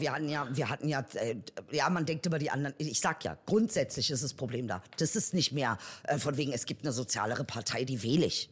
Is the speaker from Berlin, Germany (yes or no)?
yes; Berlin, Germany; ich bin Berliner